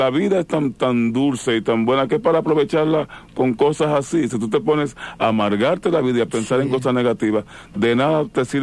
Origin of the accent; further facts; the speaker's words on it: Moca, Espaillat, Dominican Republic; Yo soy de Santo Domingo, de la ciudad de Moca.